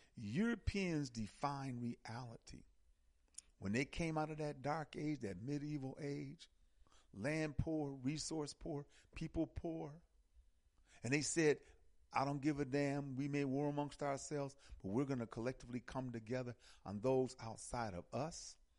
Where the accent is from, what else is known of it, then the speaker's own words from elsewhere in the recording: United States; Here in America, we're American African. We're American Africans.